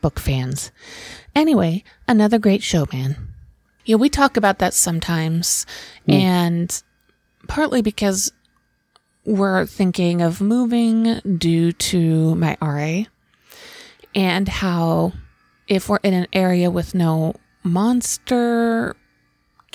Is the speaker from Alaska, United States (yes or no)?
yes; Juneau, Alaska, United States; now in Portland, United States; I grew up in Juneau, Alaska, where it rains quite a bit.